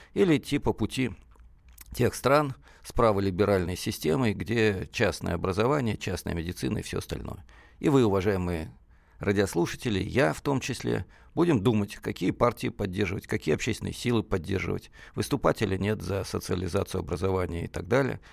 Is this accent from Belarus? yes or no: no; Russia; now in Moscow, Russia; сам коренной москвич, хотя детство прошло, так сказать, в другом э, регионе, в глубинке российской